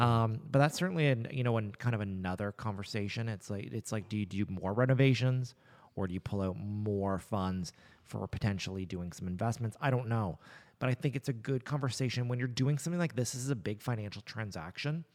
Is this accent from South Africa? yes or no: no; Nova Scotia, Canada; I was born in Nova Scotia